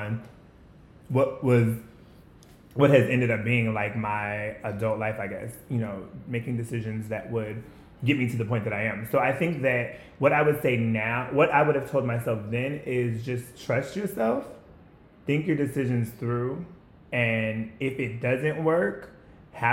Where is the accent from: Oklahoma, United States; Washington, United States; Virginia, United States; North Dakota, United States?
Washington, United States; moved away as an adult; also born or lived in Milwaukee, Wisconsin; now in Maryland/D.C. area, United States; I was born in Wisconsin, but raised in Washington State